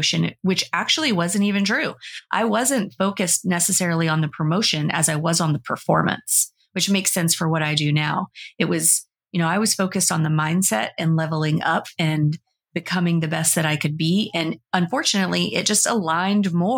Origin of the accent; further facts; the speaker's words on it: the South, United States; I was like a teenager and I was growing up in the South